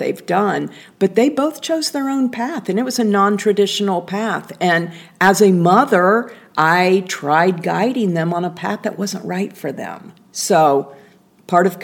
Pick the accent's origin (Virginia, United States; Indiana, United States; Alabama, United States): Indiana, United States; I was a little girl growing up in Indiana